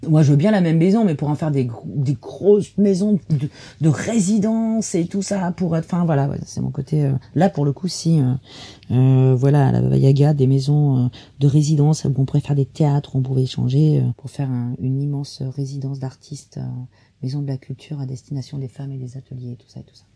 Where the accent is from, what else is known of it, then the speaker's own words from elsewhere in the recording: Dordogne, Périgord, Nouvelle-Aquitaine, France; je viens de Dordogne, Périgord.